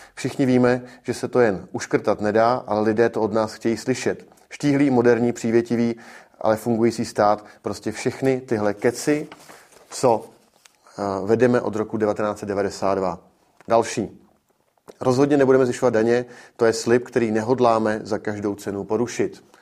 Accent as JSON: {"language": "Czech", "country": "Czechia", "said": "náš národ, pro Čechy"}